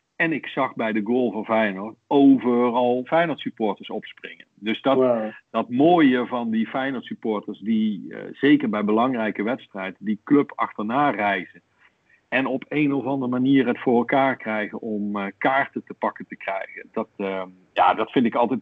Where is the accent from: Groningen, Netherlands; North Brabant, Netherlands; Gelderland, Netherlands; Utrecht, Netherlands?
North Brabant, Netherlands; accent: soft G; also born or lived in Rotterdam; now in The Hague, Netherlands; ik heb nog een, eh, een zachte G overgehouden aan de jeugd die ik wel doorgebracht heb in Brabant maar geboren in Rotterdam